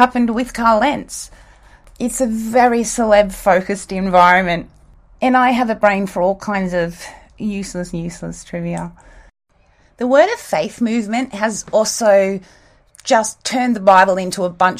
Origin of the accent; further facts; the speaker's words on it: Australia; also born or lived in South Africa / United States; I was born in South Africa and we didn't get TV till I was 5 years old. And then not long after that, we moved to Australia and started watching Days of Our Lives when I was six